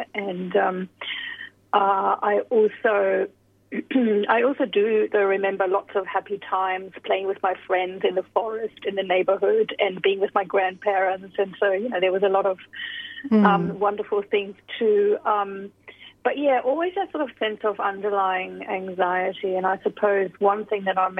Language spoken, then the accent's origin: English; Germany; moved away as an adult; also born or lived in United Kingdom / United States; now in Sydney, Australia; So I was born in Germany. I spent the first about 19 years in Germany and then moved over to the UK and various other countries before I came to Australia.